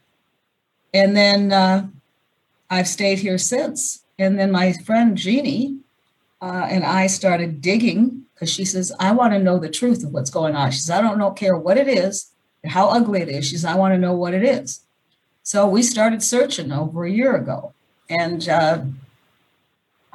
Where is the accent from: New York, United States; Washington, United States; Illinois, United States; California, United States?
Washington, United States; Seattle; moved away; also born or lived in Portland / Sedona; I'm from Seattle